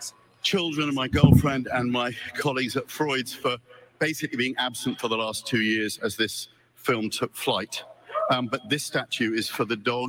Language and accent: English; United Kingdom; I'm British